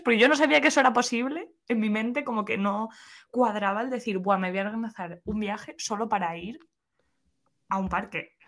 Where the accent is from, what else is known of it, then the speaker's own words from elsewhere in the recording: Spain; soy otra española más